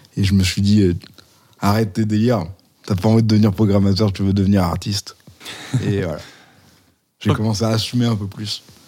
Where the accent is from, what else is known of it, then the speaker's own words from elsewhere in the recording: Valence, Auvergne-Rhône-Alpes, France; now in Lyon, France; J'ai, j'ai grandi à Valence, dans une maison à étage